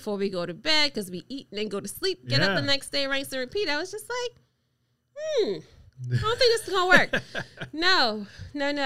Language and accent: English; Montego Bay, Saint James, Jamaica; also born or lived in Metro Richmond; now in Richmond, United States; I am originally from Montego Bay, Jamaica